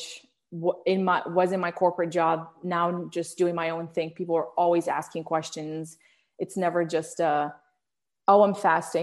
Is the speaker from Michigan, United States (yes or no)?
no; Arlington, Virginia, United States; English is a second language; also born or lived in Morocco; I grew up in Arlington, Virginia